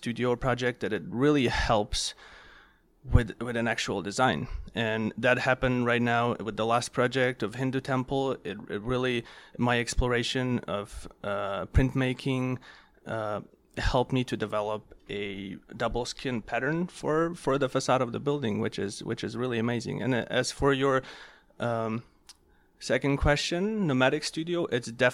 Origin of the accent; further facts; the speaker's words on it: Ukraine; moved away as an adult; now in United States; I came from Europe, Ukraine in particular